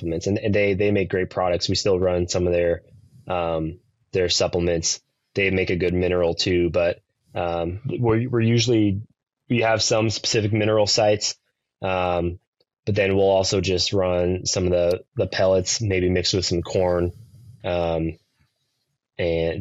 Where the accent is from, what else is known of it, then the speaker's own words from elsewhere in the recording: Nebraska, United States; now in Kansas, United States; even though we're in Kansas, we've just like, we grew up in Nebraska